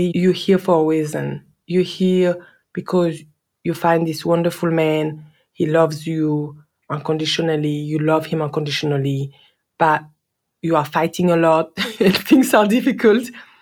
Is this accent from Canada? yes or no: no; France; accent: French; English is a second language; moved away as an adult; now in Australia; my French accent was so, so strong